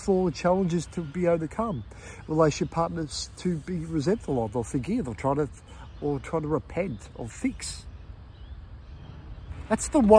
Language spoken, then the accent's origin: English; Melbourne, Victoria, Australia; when I was growing up in Melbourne, being in Melbourne